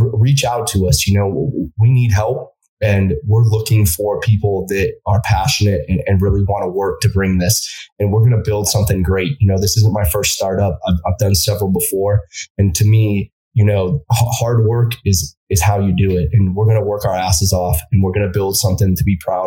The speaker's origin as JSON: {"language": "English", "country": "United States", "said": "as an American"}